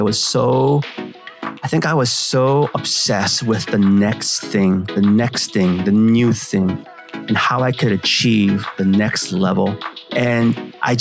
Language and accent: English; San Francisco, California, United States; English is a second language; I grew up in San Francisco, in the Bay Area